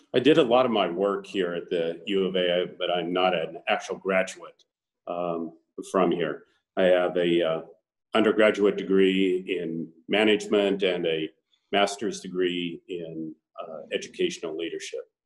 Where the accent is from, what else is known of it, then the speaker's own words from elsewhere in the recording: Boulder, Colorado, United States; now in Arizona, United States; I grew up in Boulder, Colorado